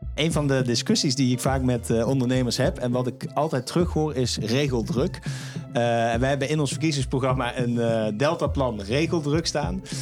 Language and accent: Dutch; Netherlands; wij als Nederlanders